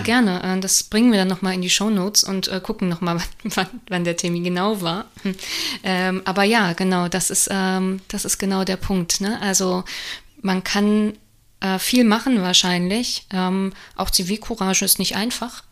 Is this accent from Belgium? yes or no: yes; Belgium; moved away; also born or lived in Offenbach; So, ich darf das sagen als Belgierin